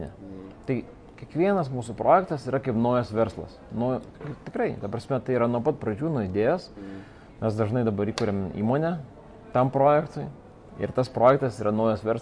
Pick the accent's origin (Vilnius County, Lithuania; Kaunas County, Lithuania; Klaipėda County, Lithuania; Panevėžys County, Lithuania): Vilnius County, Lithuania; Vilnius; moved away as an adult; also born or lived in England; aš esu lietuvis. Nuo pat pradžių čia gimęs ir užaugęs, Vilnietis. Ir um, dabar jau praktiškai daugiausia Vilniui ir praleidęs. Nors šiaip esu 8 metus gyvenęs užsienį, Anglijai